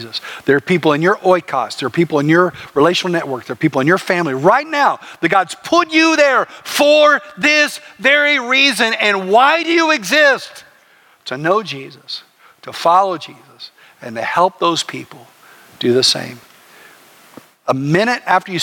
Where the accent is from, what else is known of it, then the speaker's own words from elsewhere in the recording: Plainview, Texas, United States; I grew up in West Texas in a little place called Plainview